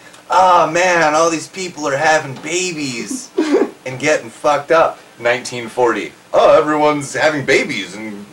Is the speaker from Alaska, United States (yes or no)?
yes; Alaska, United States; So, we're both from Alaska